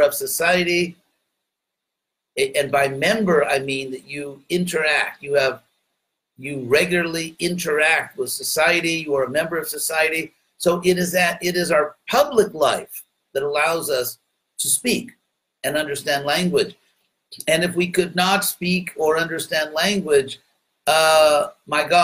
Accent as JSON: {"language": "English", "country": "United States", "accent": "American", "said": "a very heavy American accent. But since I'm an American"}